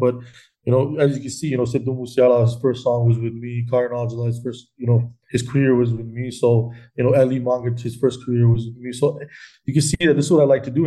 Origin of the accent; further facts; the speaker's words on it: Canada; being Canadian